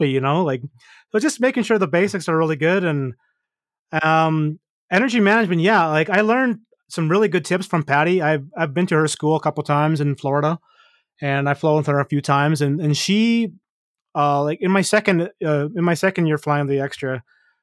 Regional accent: Canada; me being Canadian

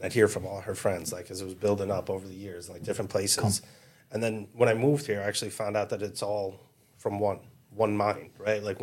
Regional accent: Chicago, Illinois, United States; moved away as an adult; now in Staten Island, United States; I grew up in Chicago

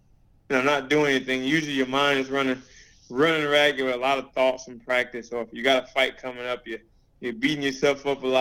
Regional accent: Illinois, United States; moved away as an adult; now in New Jersey, United States; I'm not from New Jersey. I'm from Illinois. I'm a Midwest boy.

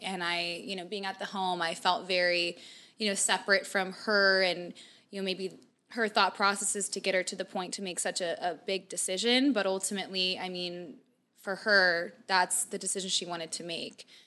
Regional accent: Mesa, Arizona, United States; I grew up kind of in Mesa, kind of middle class

